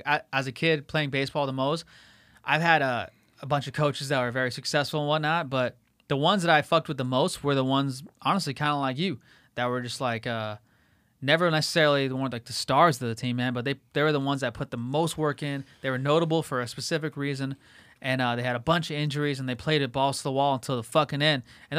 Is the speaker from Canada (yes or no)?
yes; Toronto, Ontario, Canada; Did they ever force you to play other sports where they're just like, nah, like hockey's because we're from Toronto and shit?